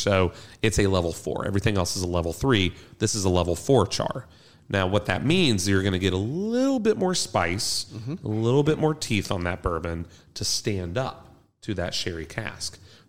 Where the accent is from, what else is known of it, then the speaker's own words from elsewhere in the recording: Kentucky, United States; I'm from Kentucky. Definitely. We're all from Kentucky, right?